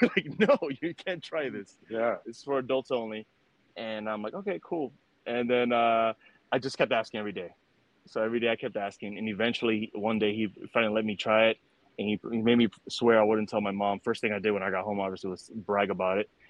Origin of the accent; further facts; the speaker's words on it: New York City, New York, United States; I was born in New York City in '89. Uh, so you know, grew up during the '90s. Um, during that time, it was in Washington Heights, uptown Manhattan